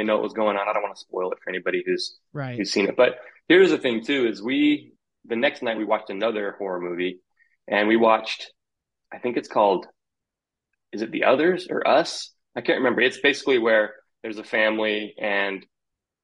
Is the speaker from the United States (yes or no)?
yes; Lehi, Utah, United States; moved away as an adult; also born or lived in St. George, Utah / Salt Lake County, Utah; now in Sacramento area, United States; I grew up in Utah County slash Salt Lake County. We kind of moved around a little bit. I lived in Lehi most of my life, actually, and went to high school there.